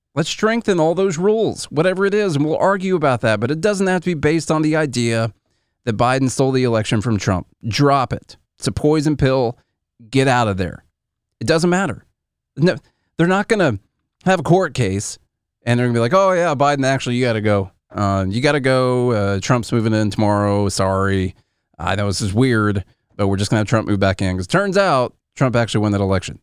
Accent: Illinois, United States; I'm from Illinois.

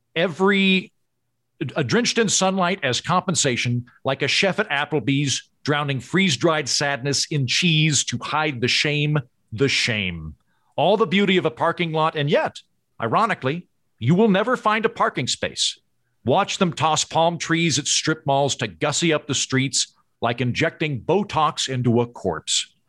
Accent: Oklahoma, United States; moved away as an adult; also born or lived in New York / Los Angeles; now in Tulsa, United States; I grew up in Oklahoma, but I've been gone fifteen years

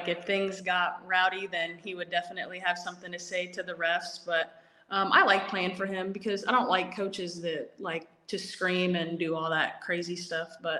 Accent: Omaha, Nebraska, United States; moved away; I'm originally from Omaha, Nebraska

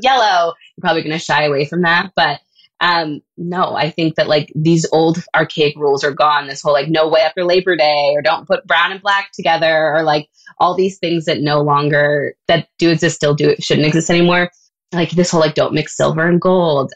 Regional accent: Canada; being a Canadian designer

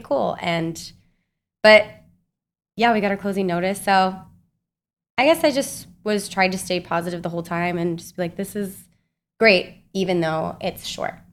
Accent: Salt Lake City, Utah, United States; moved away as an adult; also born or lived in Kansas; now in New York, United States; I'm from Utah, so I, like, grew up in the mountains

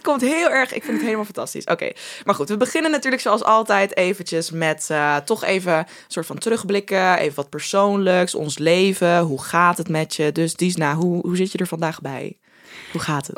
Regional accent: Groningen, Netherlands; wij komen allebei uit Groningen

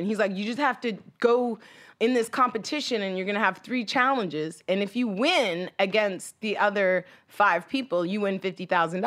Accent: Oshawa, Ontario, Canada; born or raised there; moved away as an adult; also born or lived in Hollywood, Los Angeles, United States; now in Los Angeles, United States

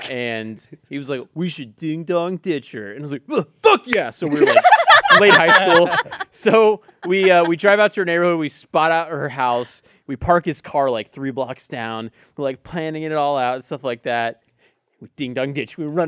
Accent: Allen, Texas, United States; Allen, Texas.

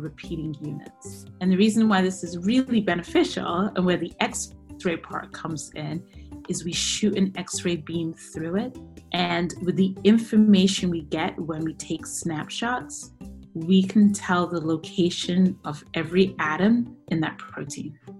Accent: New York City, New York, United States; also born or lived in Dudley, England / Bedfordshire, England; I grew up in New York City. But I was born in England.

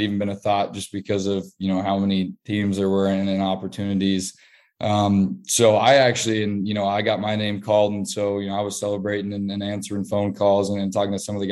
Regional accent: Kansas City, Missouri, United States; my hometown team, you know, the team I grew up watching all my life

